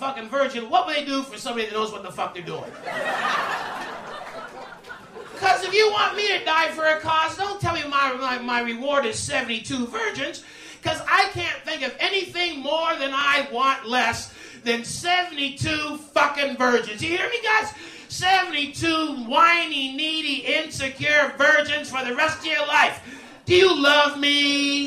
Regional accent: Canada; I was Canadian

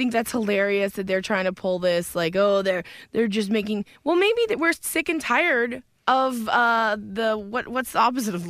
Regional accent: Edmonton, Alberta, Canada; My hometown hosting

